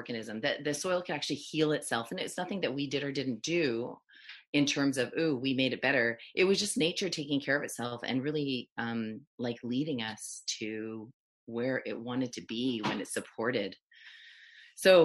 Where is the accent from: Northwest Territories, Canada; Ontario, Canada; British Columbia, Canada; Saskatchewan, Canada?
British Columbia, Canada; Chilliwack; also born or lived in Matsqui, British Columbia; we moved from Chilliwack, BC from Matsqui, BC to Chilliwack, BC